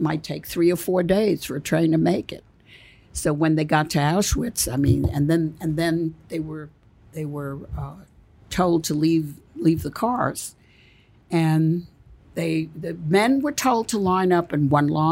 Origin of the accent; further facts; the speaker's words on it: Belgium; moved away; I was born in Belgium, and I had family still there